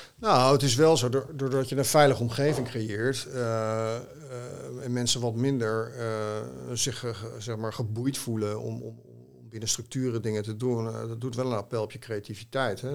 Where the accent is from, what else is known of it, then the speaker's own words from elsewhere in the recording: Haarlem, North Holland, Netherlands; Haarlemmer, hè, mijn moeder is in Haarlem geboren en mijn, vader ook tegen de rand van Haarlem, in Heemstede